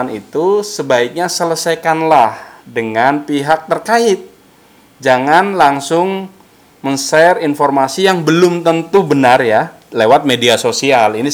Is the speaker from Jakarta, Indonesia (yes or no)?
no; Cilacap, Central Java, Indonesia; Pas saya aliyah di Jombang, Jawa Timur tiga tahun, oh. 9 396. Kalau asli dari Maus Cilacap, Jawa